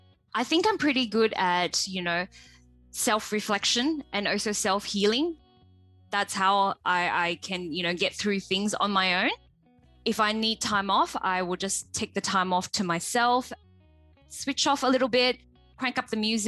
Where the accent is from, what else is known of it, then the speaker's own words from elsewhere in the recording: Malaysia; moved away as an adult; I came from Malaysia 18 years ago to study. I came here alone.